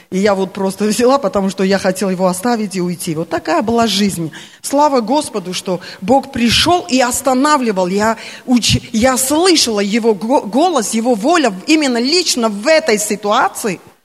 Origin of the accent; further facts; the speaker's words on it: Armenia; Russian is a second language; я армянка